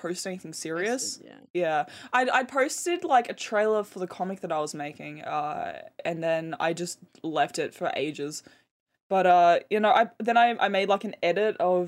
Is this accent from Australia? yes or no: yes; Brisbane, Queensland, Australia; born or raised there